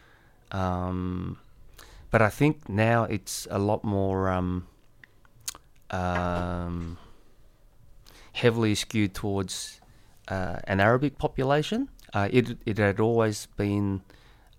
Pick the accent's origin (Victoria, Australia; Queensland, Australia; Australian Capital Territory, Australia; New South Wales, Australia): New South Wales, Australia; Sydney; also born or lived in Korea; when we first moved to Punch Bowl